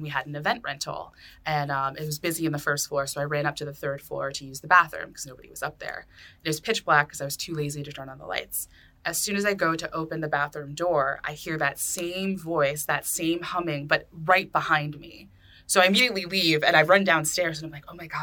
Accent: Lynn, Massachusetts, United States; I'm from Lynn

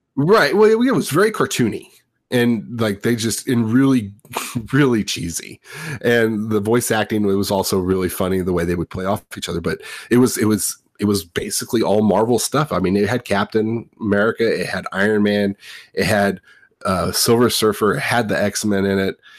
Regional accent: Southern California, United States; I grew up in Southern California

